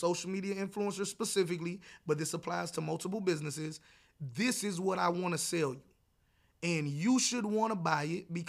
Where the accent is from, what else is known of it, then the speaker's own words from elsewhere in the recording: the South, United States; No matter how much you try to convince me that because I'm from the South, I should eat this way, I don't want to.